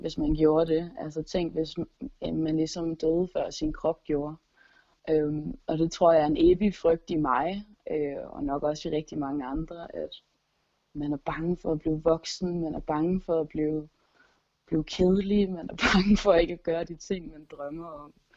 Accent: Gistrup, North Denmark Region, Denmark; min forældres garage hjemme i Gistrup

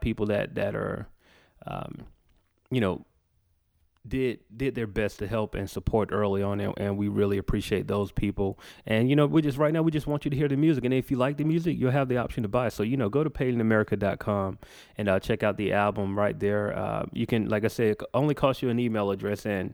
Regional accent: Macon, Georgia, United States; we're in my hometown of Macon, Georgia, at Recess Lounge.

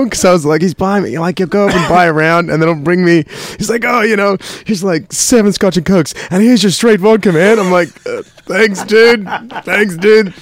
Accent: Burnie, Tasmania, Australia; also born or lived in Seattle, Washington, United States / Bairnsdale, Victoria, Australia; when I was 6, we moved to Tasmania, and that's where I grew up.

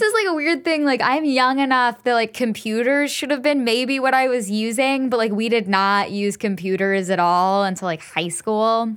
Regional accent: Enid, Oklahoma, United States; moved away; Enid, Oklahoma mall. It's where I grew up

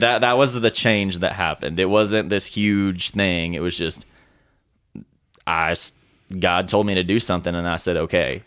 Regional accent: Fort Smith, Arkansas, United States; we grew up in Fort Smith, Arkansas together

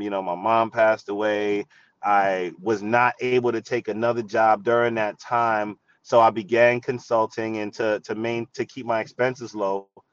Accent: New York City, New York, United States; I grew up in the Bronx, New York, surrounded by hip hop

